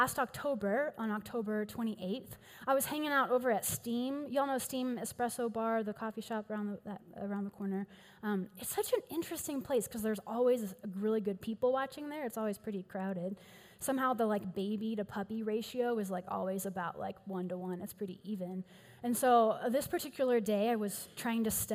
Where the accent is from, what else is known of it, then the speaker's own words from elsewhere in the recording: Houston, Texas, United States; accent: East Texas drawl; now in Denver, United States; I am from Houston originally, so if you hear a little bit of an East Texas drawl and or the words y'all or all y'all every six sentences or so, you'll know where that comes from